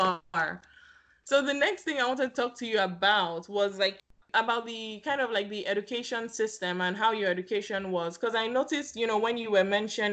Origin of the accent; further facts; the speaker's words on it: Lagos, Nigeria; moved away as an adult; I was born and raised in Lagos, Nigeria